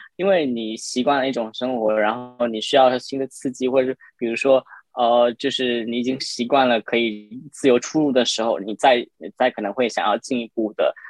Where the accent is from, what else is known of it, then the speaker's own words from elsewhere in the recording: Guangdong, China; moved away as an adult; now in Shanghai, China; 因为我是从广东过来的